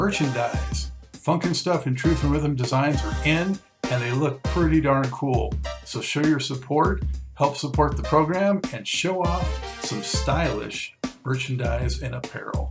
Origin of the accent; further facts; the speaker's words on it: Los Angeles, California, United States; now in North Carolina, United States; I'm originally from Los Angeles, but been out here for a while